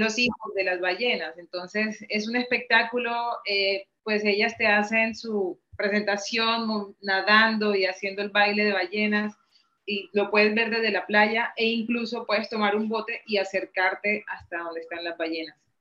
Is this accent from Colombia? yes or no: yes; Montería, Córdoba, Colombia; now in Cartagena, Colombia; yo soy colombiana, nacida en una ciudad que se llama Montería, eh, pero vivo en Cartagena hace aproximadamente 20 años